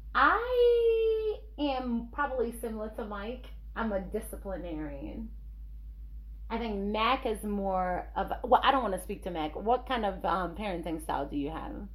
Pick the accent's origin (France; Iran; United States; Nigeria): Nigeria; I'm Nigerian